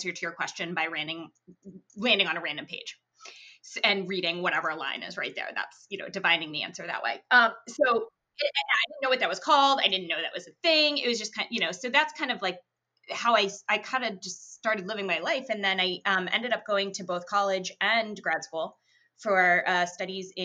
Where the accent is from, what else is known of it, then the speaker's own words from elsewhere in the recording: Boston, Massachusetts, United States; moved away as an adult; also born or lived in New Haven, Connecticut; now in Connecticut, United States; I'm originally from the Boston area, but now here is home.